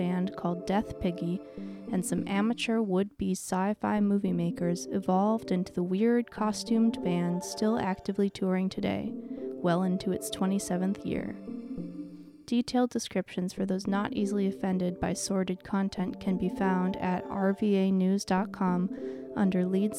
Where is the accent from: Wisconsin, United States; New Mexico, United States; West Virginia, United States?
Wisconsin, United States; I grew up in Wisconsin, so I'm a dairy guy at heart